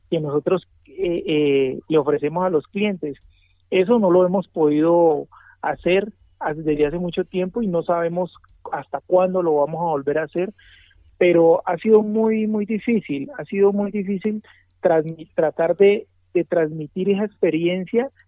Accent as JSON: {"language": "Spanish", "town": "Cali", "region": "Valle del Cauca", "country": "Colombia", "said": "yo vengo de Cali, eh, mi familia toda es del Pacífico, de Buenaventura."}